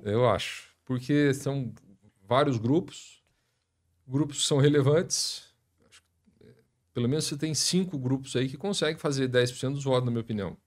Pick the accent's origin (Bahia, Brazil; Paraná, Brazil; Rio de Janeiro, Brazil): Paraná, Brazil; Maringá; also born or lived in Curitiba; Mas eu nasci em Maringá, estudei aqui a, a vida escolar toda até o terceiro colegial.